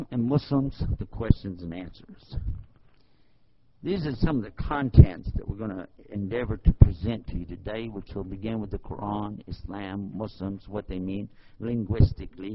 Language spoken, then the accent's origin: English; Texas, United States; I'm from Texas, and we just don't talk fast